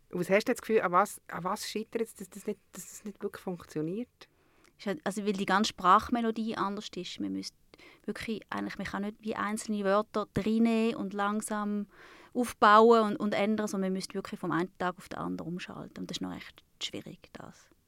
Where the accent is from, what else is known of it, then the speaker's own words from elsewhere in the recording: Zurich, Switzerland; accent: Zürichdeutsch; also born or lived in Thurgau; Ich bin in Zürich zuerst aufgewachsen, bis ich 80 war und dann ist meine Mutter in die Ostschweiz zurückgezügelt, wo sie hergekommen ist. Also ich habe total Zürichdeutsch geredet, wirklich.